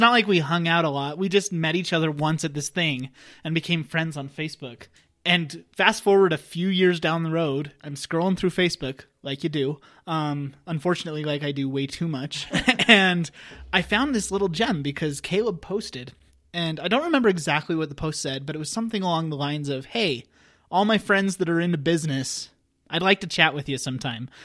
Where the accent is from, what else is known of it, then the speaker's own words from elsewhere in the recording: Wyoming, United States; I'm originally from Wyoming, a small town in Wyoming